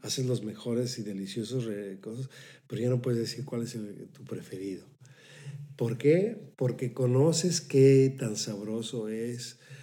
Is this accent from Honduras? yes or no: no; Mexico; moved away as an adult; also born or lived in Paris, France; now in Netherlands; yo llegué aquí siendo contrabajista clásico, ya con un diploma del Conservatorio de París. pero con un pasaporte mexicano